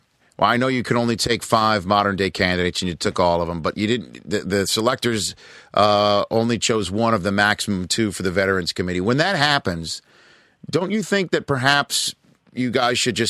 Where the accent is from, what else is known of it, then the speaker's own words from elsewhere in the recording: New York City, New York, United States; I'm from Staten Island, New York